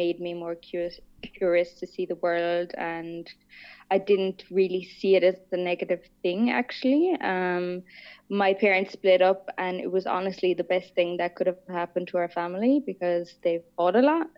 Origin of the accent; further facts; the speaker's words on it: Vienna, Austria; moved away; also born or lived in Ireland / Australia / Stockholm, Sweden; I was born in Vienna. I grew up just outside Vienna and I lived there for 10